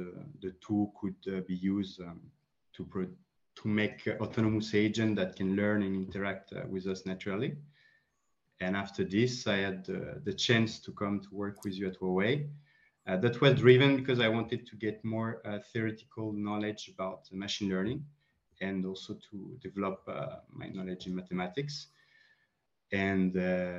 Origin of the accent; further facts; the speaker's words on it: France; also born or lived in Colombia; I'm a Franco-Colombian. I was born in Colombia, but raised in France.